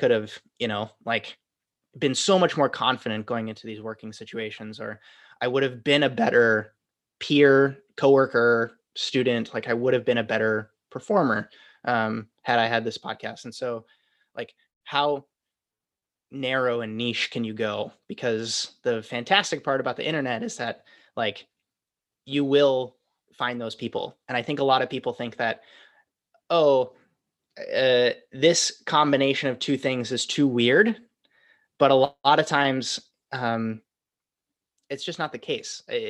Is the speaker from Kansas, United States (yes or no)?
no; Wisconsin, United States; moved away as an adult; now in New York, United States; It's basically who I was when I moved to New York from Wisconsin.